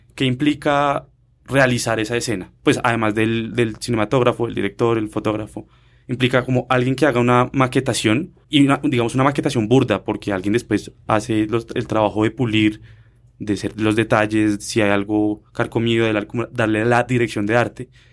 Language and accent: Spanish; Colombia; nosotros como colombianos